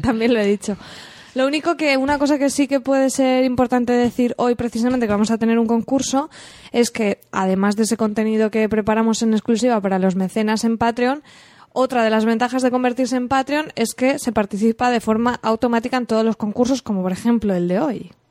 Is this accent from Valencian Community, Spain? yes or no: yes; Alcoy, Valencian Community, Spain; mi pueblo, de Alcoy